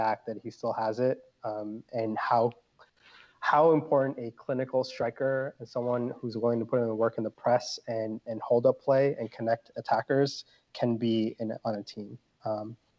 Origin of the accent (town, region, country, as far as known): New Jersey, United States; also born or lived in Harrison, New Jersey